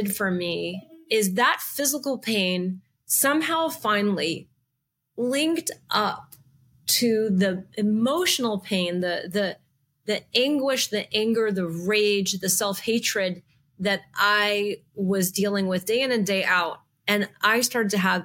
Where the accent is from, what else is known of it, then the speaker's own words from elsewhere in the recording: New Orleans, Louisiana, United States; moved away; I was originally from the South, from New Orleans